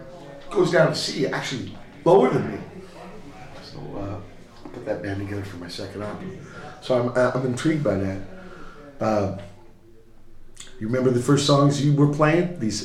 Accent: Portsmouth, Virginia, United States; I come from Portsmouth, Virginia. Next to the biggest Navy base in the world.

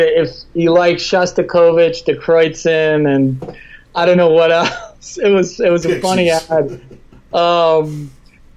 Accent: Madison, Wisconsin, United States; moved away; also born or lived in New York / Paris; my childhood friend, Carl McGuire, my best friend growing up in Madison

